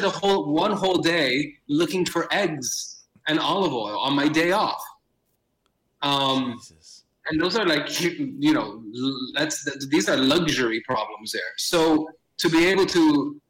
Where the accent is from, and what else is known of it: Miami, Florida, United States; born or raised there